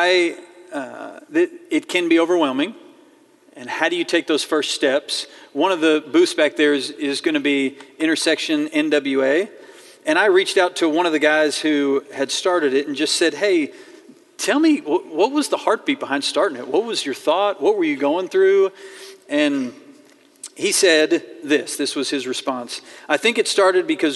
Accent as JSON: {"language": "English", "town": "Fayetteville", "region": "Arkansas", "country": "United States", "tie": "born or raised there", "said": "I grew up in Fayetteville. I was born here. I was raised here"}